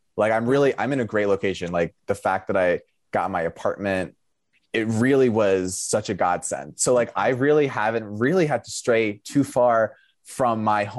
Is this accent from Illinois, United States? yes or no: no; Long Island, New York, United States; moved away as an adult; now in Chicago, United States; I'm from Long Island.